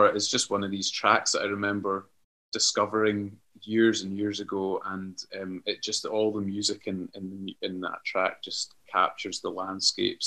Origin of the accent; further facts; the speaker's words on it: Cullen, Scotland, United Kingdom; moved away as an adult; also born or lived in Moray; now in Glasgow, United Kingdom; my hometown of Cullen.